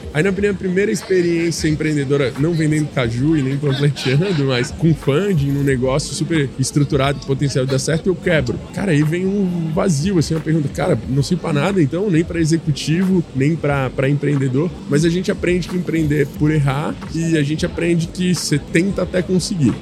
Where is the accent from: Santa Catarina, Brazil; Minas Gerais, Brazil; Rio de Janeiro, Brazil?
Santa Catarina, Brazil; Florianópolis; sou natural de Floripa